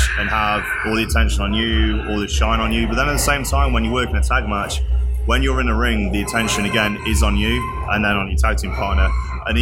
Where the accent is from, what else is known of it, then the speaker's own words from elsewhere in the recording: United Kingdom; moved away as an adult; now in United States; being British